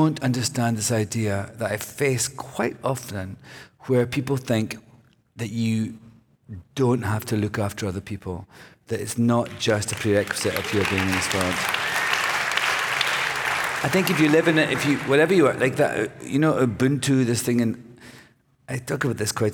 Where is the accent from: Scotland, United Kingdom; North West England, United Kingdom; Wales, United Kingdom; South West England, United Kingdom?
Scotland, United Kingdom; now in United States; I'm from Scotland.